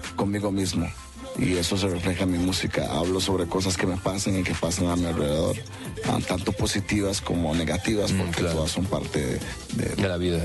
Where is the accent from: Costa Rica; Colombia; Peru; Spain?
Costa Rica; las personas de color en Costa Rica, los negros, los prodescendientes, ah, venimos de la mayoría de Jamaica.